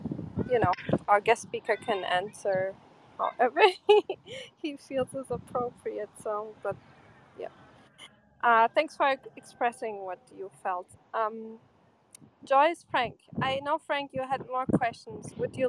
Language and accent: English; Porto, Norte, Portugal; I'm from Porto.